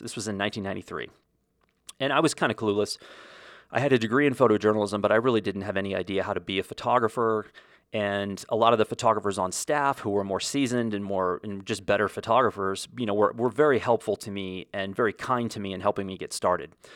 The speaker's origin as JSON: {"language": "English", "country": "United States", "said": "as an American"}